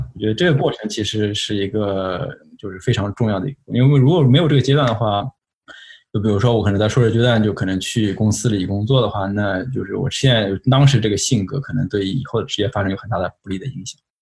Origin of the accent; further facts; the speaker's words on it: Shanghai, China; moved away as an adult; also born or lived in Pittsburgh, United States; now in United States; 我是上海人。 ，就是说我从小是上海长大的，啊，然后在那个，在进上海交通大学之前吧，就是一直是在那个上海